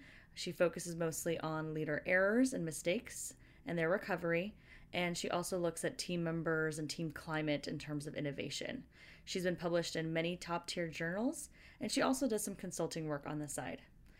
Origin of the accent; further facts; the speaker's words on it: California, United States; moved away as an adult; also born or lived in Pennsylvania; We were the only Californians